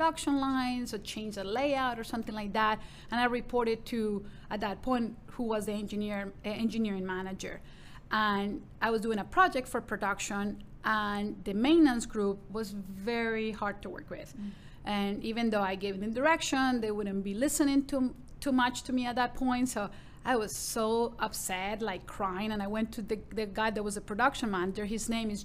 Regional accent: Medellin, Antioquia, Colombia; English is a second language; moved away as an adult; also born or lived in Vancouver, Canada / Victoria, Canada; now in Dallas, United States; growing up in Colombia, and especially in Medellin, in the 80s

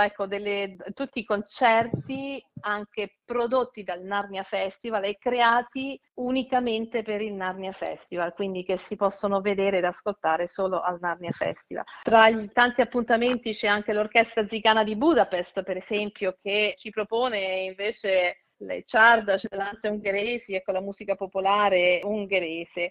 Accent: Italy; also born or lived in United States; Io sono italiana ma sono anche americana

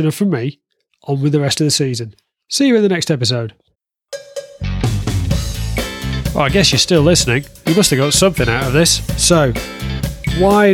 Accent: the north of England, United Kingdom; now in South West England, United Kingdom; I'm not Australian. I'm originally from the north of England, and now I live in the southwest of England

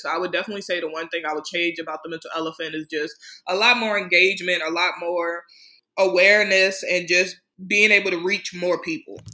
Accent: Prince George's County, Maryland, United States; my hometown in PG County, Maryland

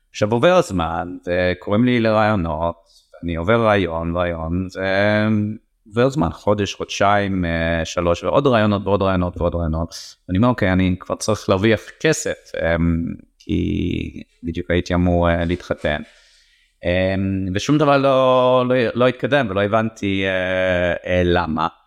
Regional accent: England, United Kingdom; Hebrew is a second language; now in Israel; איזה מזל שעליתי ארצה, איזה מזל שגדלתי את הילדים פה, אה, במיוחד שאני רואה את החברים אה, שגדלתי איתם באנגליה

